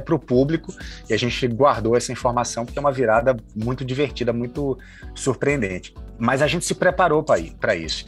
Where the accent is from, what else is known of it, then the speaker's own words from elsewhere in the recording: Salvador, Bahia, Brazil; now in Rio de Janeiro, Brazil; Eu sou de Salvador, moro no Rio há muito tempo.